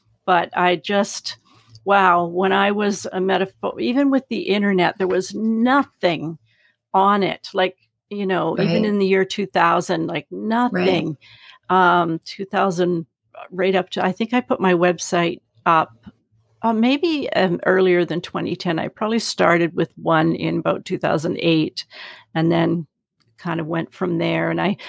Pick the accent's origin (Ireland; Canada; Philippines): Canada; I remember learning American history, you know, and just I loved it because we always learned Canadian history from, you know, and we're such, I don't know, sort of humble, pacifistic kind of people.